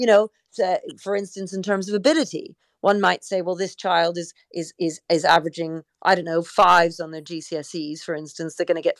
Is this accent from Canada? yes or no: yes; Canada; Well, you know, I grew up in Canada and we sang the national anthem every single day.